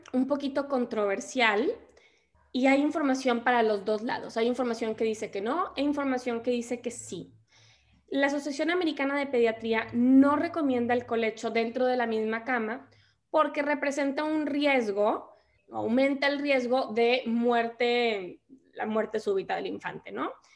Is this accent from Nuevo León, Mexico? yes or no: yes; Monterrey, Nuevo León, Mexico; soy regia, soy de Monterrey